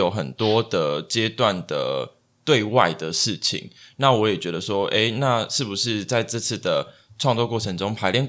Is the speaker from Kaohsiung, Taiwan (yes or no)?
yes; Kaohsiung, Taiwan; 我我是高雄人，